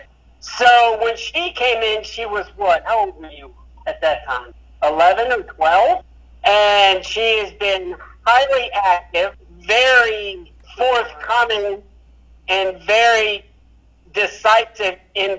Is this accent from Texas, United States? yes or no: no; Fredericksburg, Virginia, United States; moved away; I'm originally from Fredericksburg, Virginia